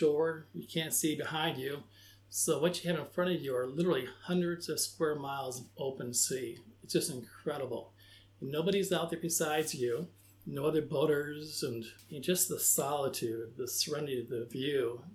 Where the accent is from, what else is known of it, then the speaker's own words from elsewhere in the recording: Comstock Park, Michigan, United States; moved away; I grew up in a small town called Comstock Park, just outside of Grand Rapids, Michigan